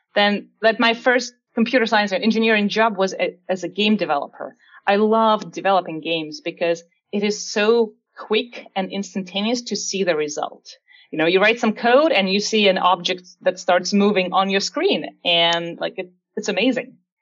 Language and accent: English; Siberia, Russia; English is a second language; moved away as an adult; now in United States; as I was looking for different colleges in my hometown in Siberia